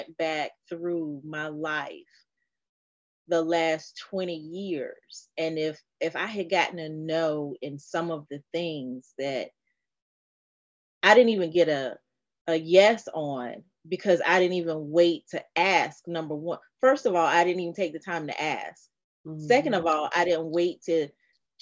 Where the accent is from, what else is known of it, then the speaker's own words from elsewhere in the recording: North Carolina, United States; I'm from North Carolina